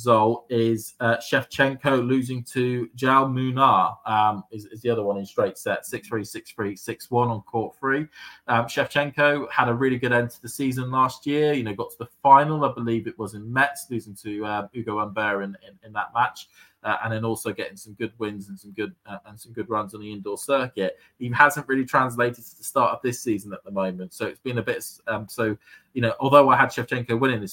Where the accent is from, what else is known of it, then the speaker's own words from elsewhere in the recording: United Kingdom; as a Brit